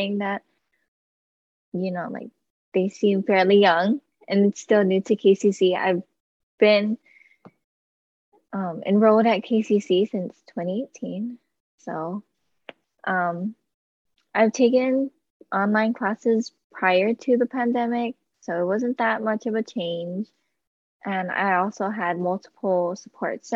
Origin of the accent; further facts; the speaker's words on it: Native Hawaiian, United States; I am Native Hawaiian